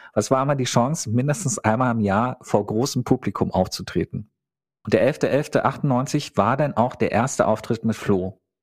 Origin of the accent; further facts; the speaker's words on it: Teltow, Brandenburg, Germany; Ich bin in Teltow zur Schule gegangen